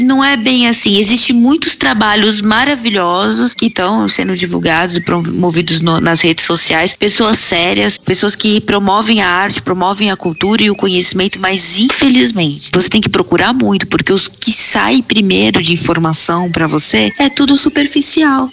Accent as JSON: {"language": "Portuguese", "town": "Praia Grande", "region": "São Paulo", "country": "Brazil", "tie": "born or raised there", "also_born_or_lived": "São Vicente / Santos", "said": "eu sou da região litoral paulista. Eu sou nascida em São Vicente, fui criada em Praia Grande, em Santos"}